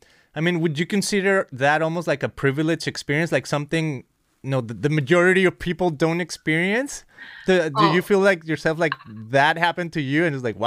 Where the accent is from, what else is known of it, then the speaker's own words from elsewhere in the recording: Guadalajara, Jalisco, Mexico; moved away as an adult; now in Costa Mesa, United States; I remember growing up in Mexico